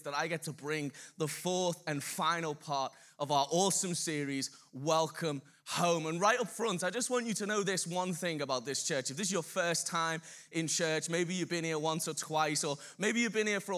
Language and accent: English; Birkenhead, North West England, United Kingdom; I'm from Birkenhead.